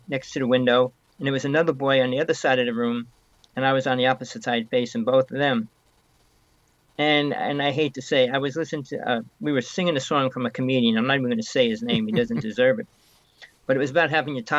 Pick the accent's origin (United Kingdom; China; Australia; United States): United States; North Bergen, New Jersey; I came from New Jersey. I grew up there most of my life.